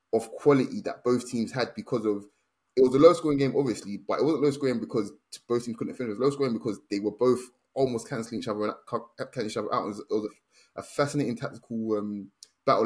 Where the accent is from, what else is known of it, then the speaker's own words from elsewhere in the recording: Nigeria; being Nigerian